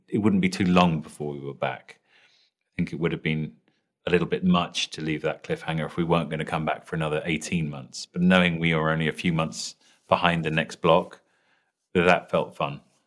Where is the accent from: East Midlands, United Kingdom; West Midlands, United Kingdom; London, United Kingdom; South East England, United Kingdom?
London, United Kingdom; accent: British; I'm British sounding, so I'm uh, from London